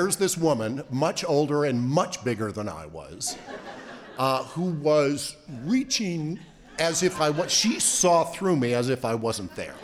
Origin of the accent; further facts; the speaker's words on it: Niagara Falls, New York, United States; I grew up in Niagara Falls, New York, resort town